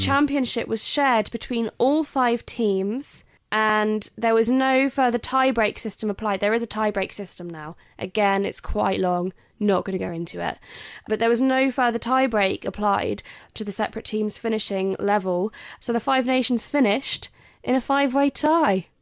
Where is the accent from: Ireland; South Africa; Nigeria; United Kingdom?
United Kingdom; England; I'm English.